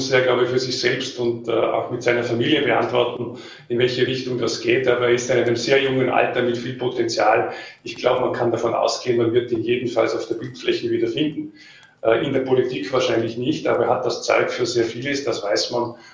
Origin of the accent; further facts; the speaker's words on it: Vorarlberg, Austria; Ich habe gesagt, äh, ich bin Vorarlberger ich möchte für dieses Land arbeiten, vor allem weil es das schönste Bundesland, hat eine, einen besonderen Menschenschlag und ich weiß, wo mein Platz ist, nämlich hier in Lande.